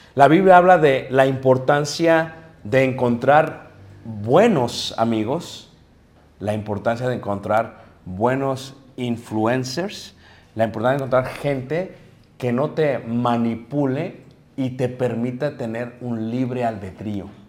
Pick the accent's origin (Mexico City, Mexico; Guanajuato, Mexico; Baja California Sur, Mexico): Mexico City, Mexico; yo crecí en Ciudad de México